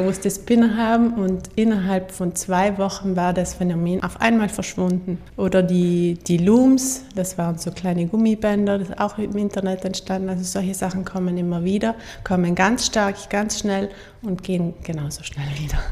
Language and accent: German; Wiesen, Trentino-Alto Adige, Italy; also born or lived in Innsbruck / Munich; ich bin ja selber in Wiesen geboren, also neben Sterzing